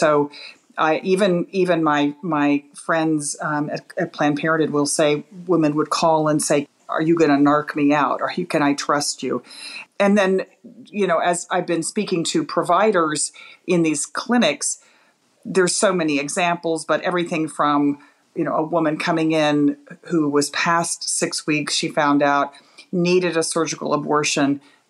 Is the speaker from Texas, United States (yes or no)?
yes; Texas, United States; I'm from Texas